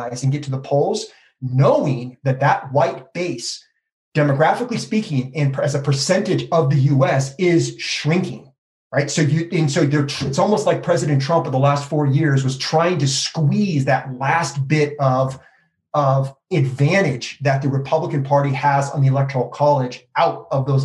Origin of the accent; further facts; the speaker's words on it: California, United States; moved away as an adult; now in New Mexico, United States; I'm originally from California